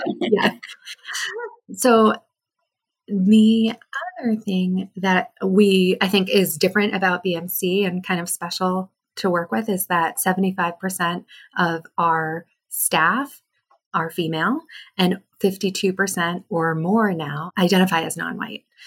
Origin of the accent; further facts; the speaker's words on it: New Hampshire, United States; I grew up in New Hampshire